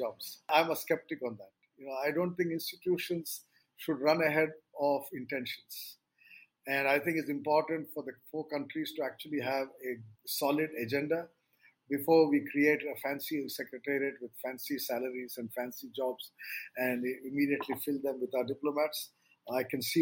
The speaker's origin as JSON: {"language": "English", "country": "India", "said": "as an Indian"}